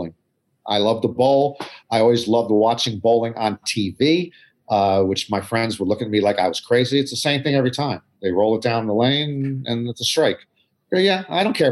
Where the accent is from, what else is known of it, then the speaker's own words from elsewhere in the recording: United States; also born or lived in Maryland; I'm from Atlantic Coast Conference country in the U.S.